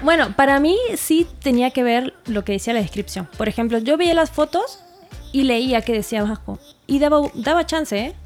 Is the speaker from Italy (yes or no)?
no; Argentina; now in Mexico